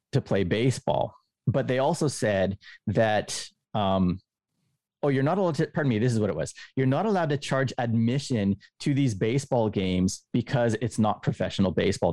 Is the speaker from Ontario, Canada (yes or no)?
no; Winnipeg, Manitoba, Canada; moved away as an adult; also born or lived in Japan; now in Kobe, Japan; I am from Winnipeg, Canada, right in the very smack in the middle of the coldest part of the nation. Um, I w, I lived there through my university years